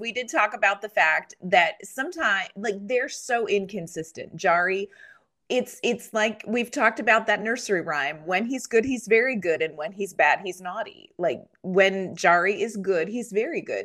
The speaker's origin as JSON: {"language": "English", "region": "Pennsylvania", "country": "United States", "tie": "born or raised there", "moved": "yes", "said": "I grew up in Pennsylvania."}